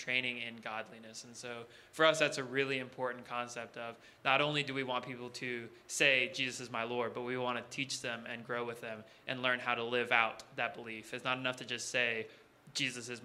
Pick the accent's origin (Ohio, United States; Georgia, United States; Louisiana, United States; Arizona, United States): Louisiana, United States; moved away as an adult; also born or lived in Texas; now in Oregon, United States; I'm from Louisiana originally, but I went to school at Texas A&M